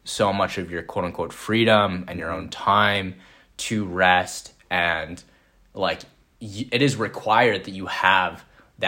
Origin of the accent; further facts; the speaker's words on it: Vancouver, British Columbia, Canada; moved away as an adult; also born or lived in Minneapolis, Minnesota; I was coming obviously from Vancouver, British Columbia